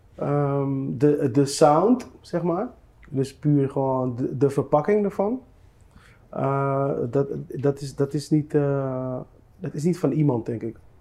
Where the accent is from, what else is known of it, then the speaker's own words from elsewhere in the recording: Netherlands; ik ben hier geboren in Nederland, ik ben 38 jaar oud.